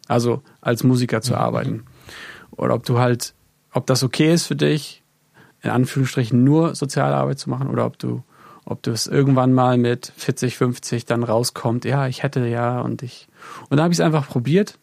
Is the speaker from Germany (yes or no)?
yes; Neubrandenburg, Mecklenburg-Vorpommern, Germany; moved away as an adult; now in England; in Neubrandenburg, im wunderschönen Mecklenburg-Vorpommern, da wo ich auch herkomme